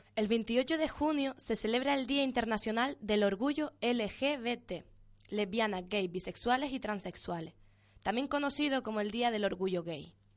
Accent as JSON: {"language": "Spanish", "region": "Canary Islands", "country": "Spain"}